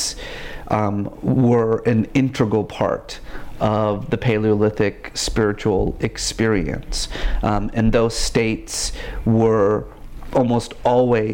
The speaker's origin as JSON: {"language": "English", "town": "Tehran", "region": "Tehran Province", "country": "Iran", "tie": "born or raised there", "said": "I was born in Tehran"}